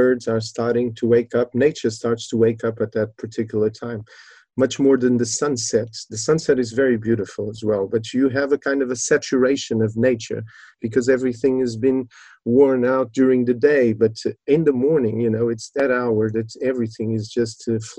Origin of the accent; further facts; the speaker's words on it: Lisbon, Portugal; now in Faro, Portugal; I was born in Lisbon a bit after revolution, 74